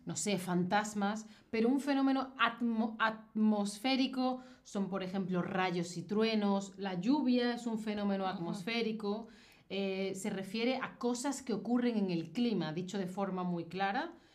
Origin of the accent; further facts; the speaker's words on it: Spain; yo soy de España